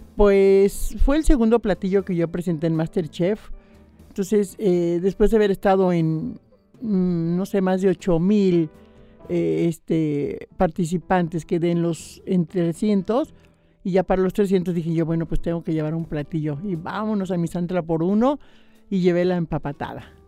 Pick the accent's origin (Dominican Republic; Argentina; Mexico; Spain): Mexico; Misantla, Veracruz; now in Xalapa, Mexico; yo soy de Misantla, soy originaria de Misantla, eh, originaria de Misantla, jalapeña por adopción, porque ya llevo más de treinta y seis años viviendo en Jalapa